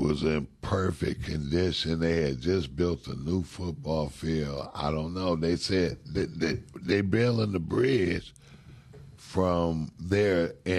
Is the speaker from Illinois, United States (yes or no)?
no; Detroit, Michigan, United States; Yeah, where I grew up at is rebuilt. Southwest is rebuilt. Give it up for Southwest Detroit, man.